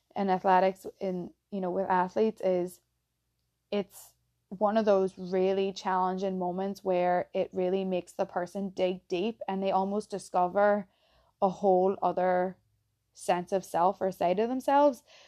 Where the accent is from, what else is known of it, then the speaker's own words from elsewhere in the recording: County Tyrone, Northern Ireland, United Kingdom; accent: Irish; moved away as an adult; also born or lived in Philadelphia, United States; now in Boston, United States; I'm from a place at home called Tyrone, um, County Tyrone, and, yeah, grew up there